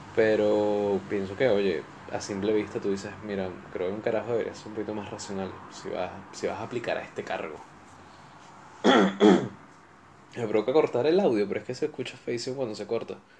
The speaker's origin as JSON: {"language": "Spanish", "town": "Valencia", "region": "Carabobo", "country": "Venezuela", "tie": "born or raised there", "also_born_or_lived": "Caracas", "moved": "yes", "said": "Yo, yo soy de Caracas. Lo que pasa es que me llevaron a Valencia cuando, cuando yo era niño"}